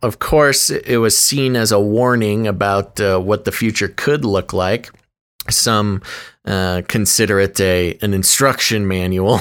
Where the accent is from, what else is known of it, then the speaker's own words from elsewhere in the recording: United States; accent: American; my accent, my American accent